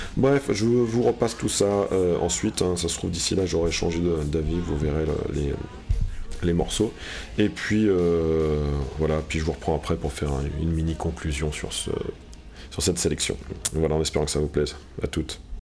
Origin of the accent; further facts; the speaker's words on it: Normandy, France; Je suis normand